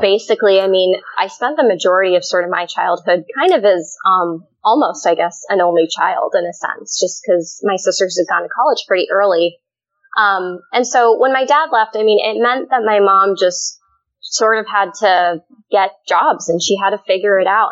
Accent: Colorado, United States; my two older sisters and I were born and raised in the U.S. And I grew up in Colorado

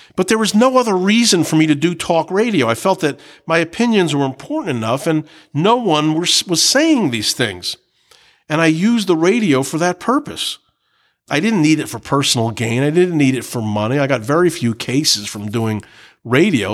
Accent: New Jersey, United States; I was from New Jersey

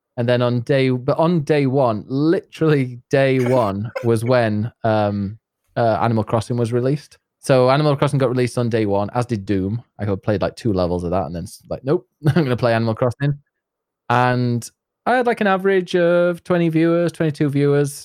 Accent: north of England, near Leeds and York, Yorkshire and the Humber, United Kingdom; accent: Yorkshire; I am from uh, the north of England, near Leeds

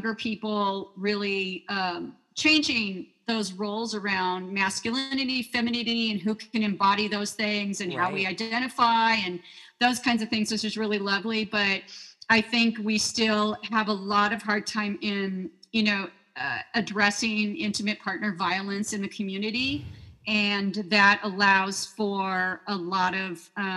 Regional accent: Idaho, United States; moved away; We're both from Idaho originally, different parts of the state

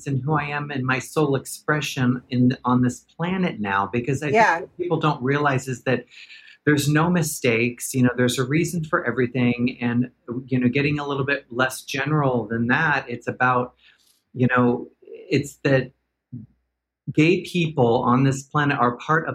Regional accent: Portland, Oregon, United States; moved away as an adult; also born or lived in Los Angeles / New York; I was born and raised in Portland, Oregon.

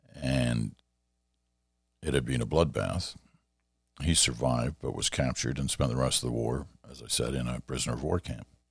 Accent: Canada; I don't think I've ever felt quite as Canadian as I did in those moments

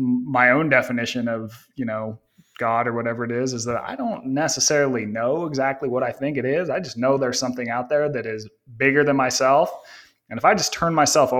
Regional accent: Northern Utah, United States; I grew up in Northern Utah

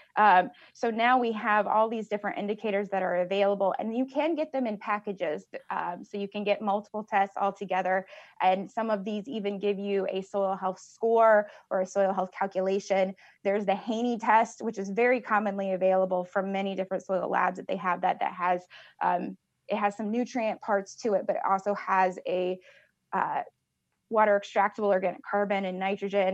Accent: Richland County, Southeast Illinois, United States; I am a originally from Southeast Illinois, uh, Richland County. I grew up on a farm

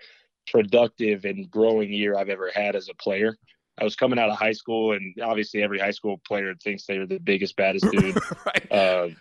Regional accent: Boulder, Colorado, United States; moved away as an adult; also born or lived in Lincoln, Nebraska; I was from Boulder

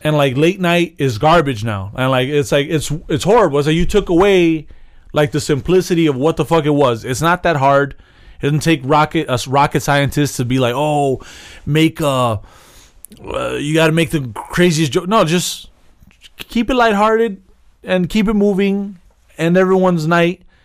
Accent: United States; I was born in America

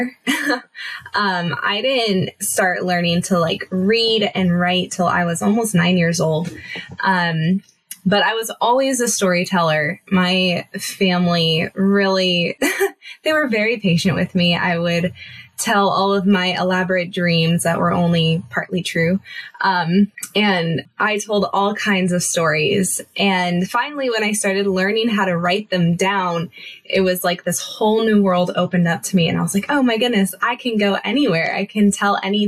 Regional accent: Southern California, United States; I am from very sunny Southern California.

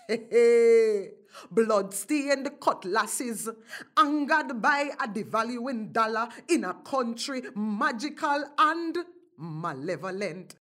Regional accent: Jamaica; now in Canada; an African, born and raised in Jamaica and on Turtle Island

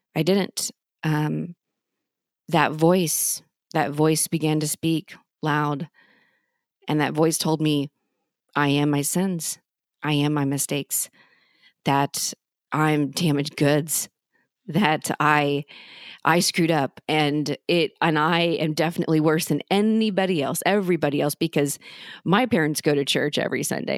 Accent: Norman, Oklahoma, United States; my family and I grew up in Norman, Oklahoma

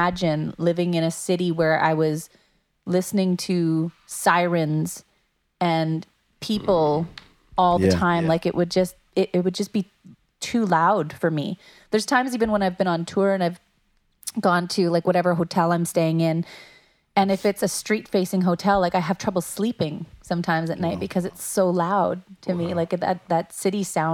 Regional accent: Dauphin, Manitoba, Canada; I grew up in Dauphin, which is about 3.5 hours north of Winnipeg

